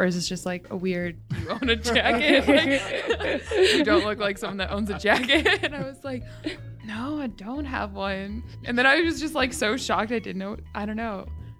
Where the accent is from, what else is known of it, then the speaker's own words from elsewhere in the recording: Alabama, United States; Well, I guess I'm from Alabama, I'm a military kid, so moved around a lot, but I live mostly in Alabama.